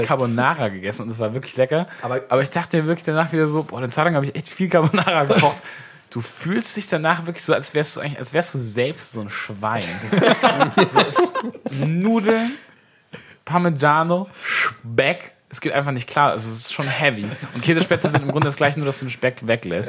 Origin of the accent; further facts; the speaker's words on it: Swabia, Baden-Württemberg, Germany; now in Hamburg, Germany; als Schwabe